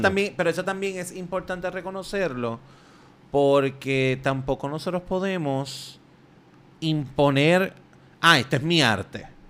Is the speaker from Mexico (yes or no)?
no; Puerto Rico; nosotros somos primero eh, un, territorio de España, después un territorio de Estados Unidos y todavía somos un territorio de Estados Unidos